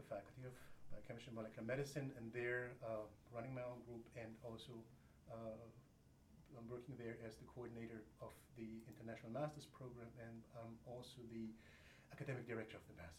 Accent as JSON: {"language": "English", "town": "Augsburg", "region": "Bavaria", "country": "Germany", "tie": "born or raised there", "also_born_or_lived": "Würzburg / Albany, New York", "moved": "as an adult", "lives_now": "Oulu, Finland", "said": "I was born and raised in Germany. My father is Greek, as you might be able to tell from my name. I did my, I grew up in Augsburg, a lovely city in southern Germany, close to Munich. And then this is where I did my Abitur and moved on to Würzburg"}